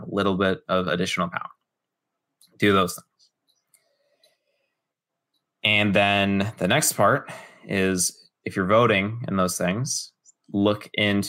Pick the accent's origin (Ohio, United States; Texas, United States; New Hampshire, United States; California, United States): California, United States; Los Angeles; moved away as an adult; now in Florida, United States; I'm originally from Los Angeles. I grew up born through 18 all within the California borders